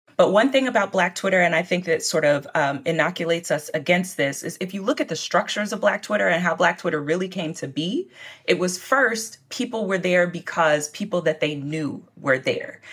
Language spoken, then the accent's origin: English; Lexington, Kentucky, United States; My hometown paper, the Lexington Herald-Leader